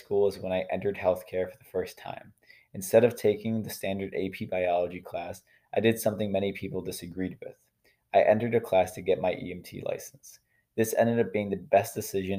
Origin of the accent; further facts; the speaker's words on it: New York, United States; in New York State, I'm from New York. So in New York State, at the end of every high school class, you have to take a Regents exam